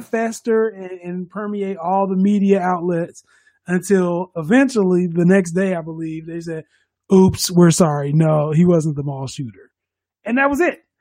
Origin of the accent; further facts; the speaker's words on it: United States; we're from America